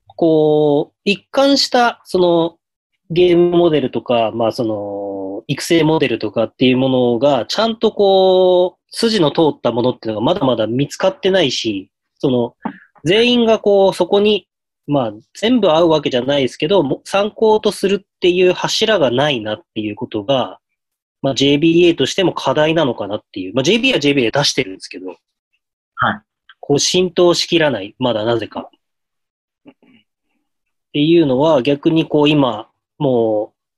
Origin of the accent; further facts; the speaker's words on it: Hokkaido, Japan; 地元北海道